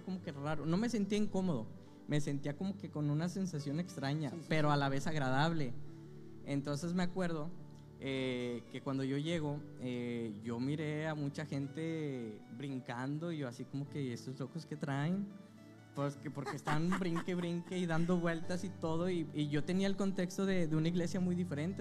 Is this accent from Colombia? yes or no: no; Zacatecas, Mexico; now in Monterrey, Mexico; nací aquí en Monterrey, Nuevo León, eh, pero cuando recién nacido me fui a vivir a Zacatecas. Mi familia pues era de allá